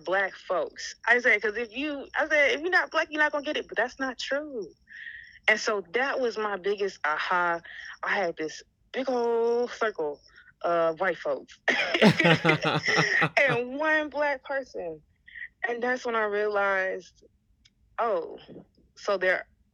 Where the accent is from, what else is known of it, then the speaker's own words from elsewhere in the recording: Alabama, United States; born and raised in Alabama, you know, as a dark-skinned black queer woman